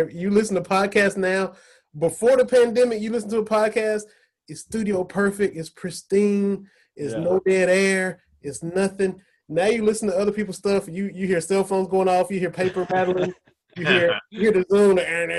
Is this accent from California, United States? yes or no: no; Kentucky, United States; now in Morristown, United States; I was born and raised in Kentucky. I live in Morristown now, so I'm right up the road from Knoxville.